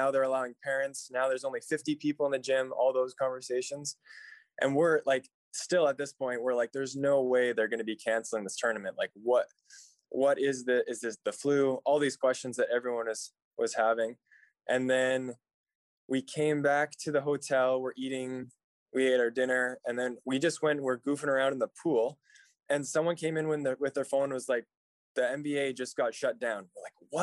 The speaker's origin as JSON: {"language": "English", "town": "Abbotsford", "region": "British Columbia", "country": "Canada", "tie": "born or raised there", "said": "I grew up in Abbotsford, so just came to university just down the road"}